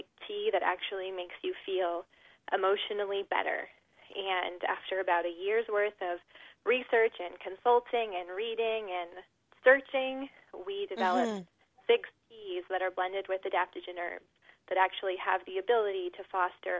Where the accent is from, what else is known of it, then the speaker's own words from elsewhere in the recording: Southern California, United States; I was raised in Southern California